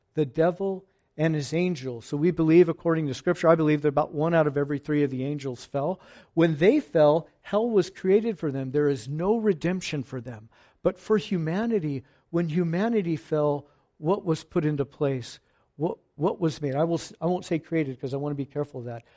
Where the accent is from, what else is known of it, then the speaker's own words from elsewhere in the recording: Fallbrook, California, United States; I'm from Fallbrook